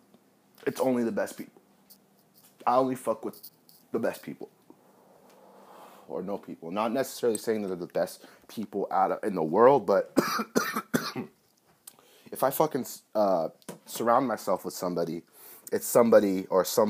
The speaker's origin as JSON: {"language": "English", "region": "Northern California", "country": "United States", "said": "I'm some guy from California, you know, Northern California, a young 23-year-old guy"}